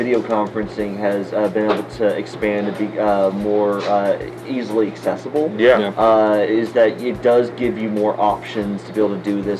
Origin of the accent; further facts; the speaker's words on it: Texas, United States; Texans will, we will make a big deal about how great we are about so many things